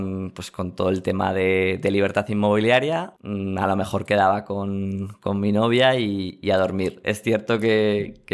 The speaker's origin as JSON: {"language": "Spanish", "region": "Aragon", "country": "Spain", "said": "Pues mira, voy a tirar hacia mi tierra, hacia Aragón."}